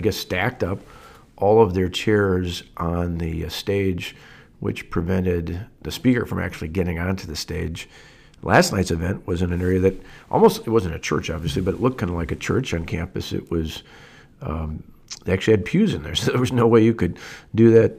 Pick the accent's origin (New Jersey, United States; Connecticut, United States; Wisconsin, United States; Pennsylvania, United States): Wisconsin, United States; Delavan; I grew up in Delavan, small little town